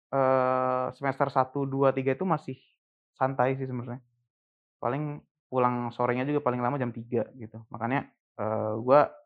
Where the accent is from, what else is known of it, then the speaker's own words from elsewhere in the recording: Cirebon, West Java, Indonesia; moved away as an adult; also born or lived in Jakarta; gue orang Cirebon